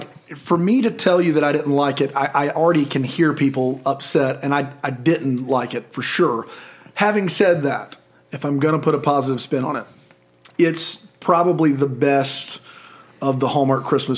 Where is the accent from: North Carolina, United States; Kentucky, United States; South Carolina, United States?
South Carolina, United States; Columbia; I was born in Columbia, South Carolina.